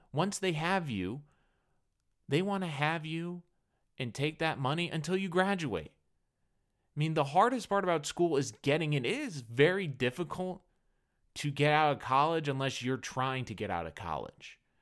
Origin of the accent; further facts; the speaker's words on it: New England, United States; I grew up in New England